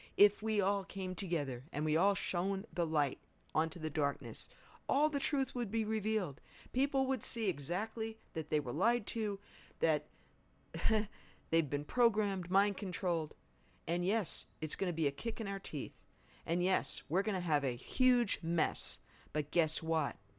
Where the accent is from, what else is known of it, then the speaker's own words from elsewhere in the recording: New York, United States; I was raised in New York